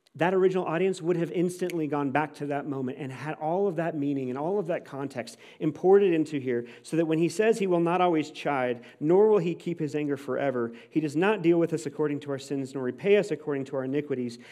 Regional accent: St. Louis, Missouri, United States; I grew up in Saint Louis

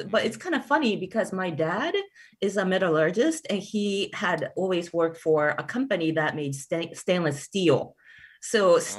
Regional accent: Wheeling, West Virginia, United States; also born or lived in Japan; I first saw the steel pan or steel band performing in Wheeling, West Virginia. So that is where I grew up and lived from age 10 until 20 or so.

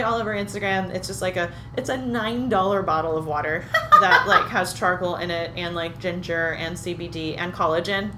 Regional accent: Berkeley, California, United States; I grew up right near Berkeley, Berkeley, California

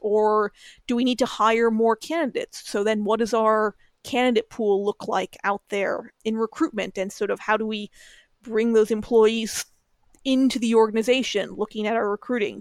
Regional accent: New Mexico, United States; moved away as an adult; now in Chicago, United States; I grew up in New Mexico

